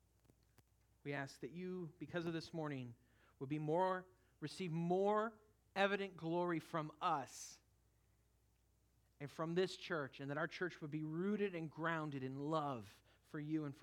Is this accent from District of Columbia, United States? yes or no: no; California, United States; moved away; the church I grew up in California